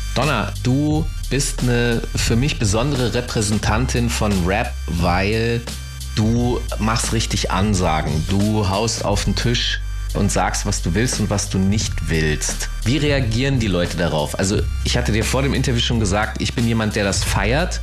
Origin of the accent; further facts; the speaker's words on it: Hanover, Lower Saxony, Germany; ich bin Hannoveraner